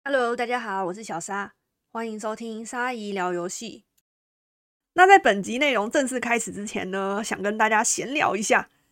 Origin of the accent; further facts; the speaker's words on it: Taiwan; 我们台湾人就是 M